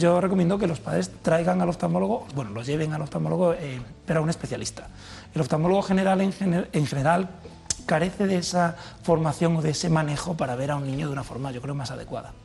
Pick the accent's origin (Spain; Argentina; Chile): Spain; Villanueva de la Serena, Extremadura; moved away; es mi pueblo